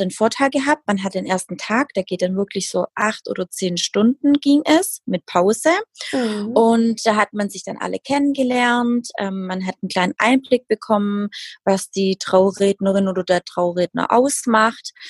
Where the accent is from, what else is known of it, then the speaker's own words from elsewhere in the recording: Baden-Württemberg, Germany; 32 Jahre alt. Ich komme aus dem Schwabenländle